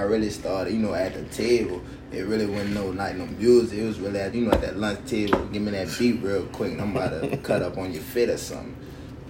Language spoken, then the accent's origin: English; New Orleans, Louisiana, United States; I'm from Uptown, you hear me? Third Walk